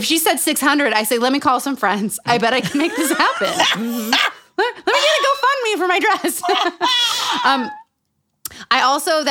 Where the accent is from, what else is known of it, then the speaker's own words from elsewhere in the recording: Utah, United States; Growing up in Utah.